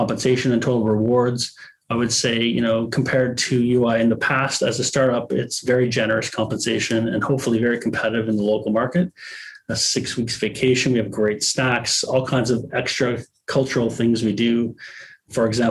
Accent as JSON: {"language": "English", "country": "Canada", "said": "as a Canadian"}